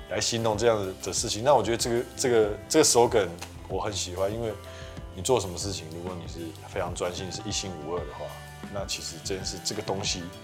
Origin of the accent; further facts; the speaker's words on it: Kinmen County, Taiwan; moved away; 我本身是金门人